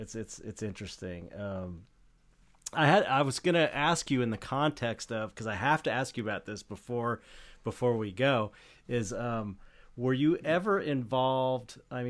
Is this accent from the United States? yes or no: yes; Los Angeles, California, United States; from Pedro, from where I grew up